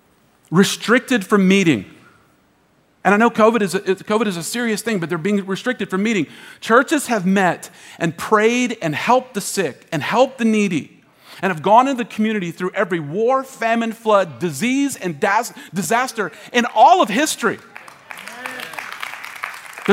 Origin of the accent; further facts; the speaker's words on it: United States; we, as American Christians